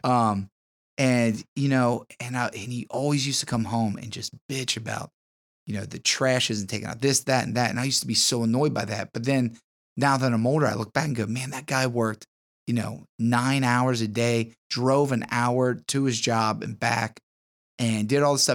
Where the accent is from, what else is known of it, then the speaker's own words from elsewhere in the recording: Harrison, Ohio, United States; I am from, uh, the wonderful land of Harrison, Ohio.